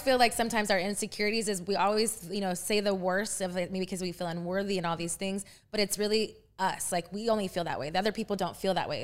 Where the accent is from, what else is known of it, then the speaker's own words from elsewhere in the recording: Texas, United States; moved away as an adult; now in Los Angeles, United States; I'm from Texas